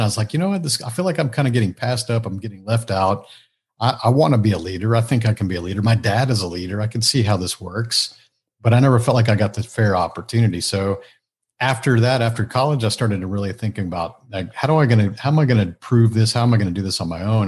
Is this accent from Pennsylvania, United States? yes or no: no; Houston, Texas, United States; I grew up here in the Houston a, area, so I'm, I'm still a native Houstonian